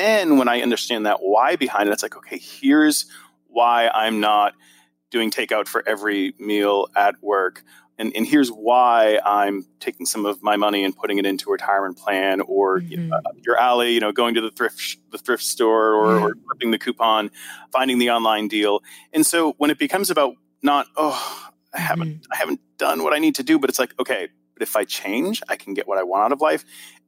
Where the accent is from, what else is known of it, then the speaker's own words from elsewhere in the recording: Boston, Massachusetts, United States; I love SMART goals, and I'm from Boston, so I have to make sure the R is hard.